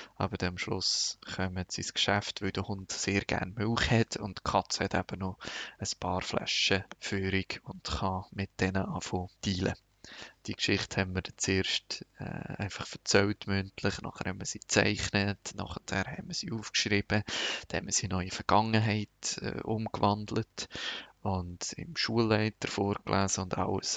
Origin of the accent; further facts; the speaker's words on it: Switzerland; moved away as an adult; now in Lebanon; bei uns in der Schweiz